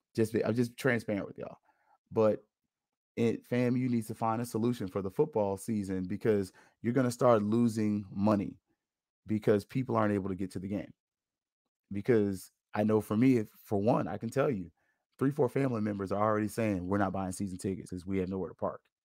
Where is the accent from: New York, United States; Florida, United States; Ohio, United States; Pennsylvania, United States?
Florida, United States; Tallahassee; moved away; I don't live in Tallahassee anymore. I'm from Tallahassee, but my parents are still up there